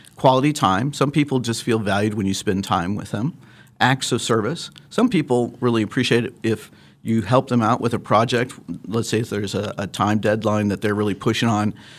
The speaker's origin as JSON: {"language": "English", "town": "Lawrence", "region": "Kansas", "country": "United States", "tie": "born or raised there", "also_born_or_lived": "Chicago / Phoenix / Atlanta", "moved": "as an adult", "lives_now": "Wichita, United States", "said": "I grew up in Lawrence, uh, and, uh, am a Jayhawk fan"}